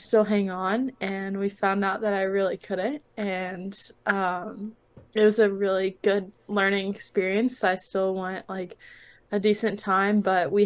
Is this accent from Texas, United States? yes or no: yes; Austin, Texas, United States; moved away as an adult; also born or lived in Georgia; I'm originally from Austin, so being around my family more was really nice